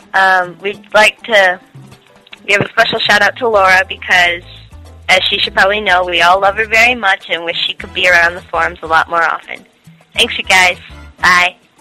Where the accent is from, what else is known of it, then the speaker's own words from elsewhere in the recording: United States; now in Czech Republic; I'm an American in the Czech Republic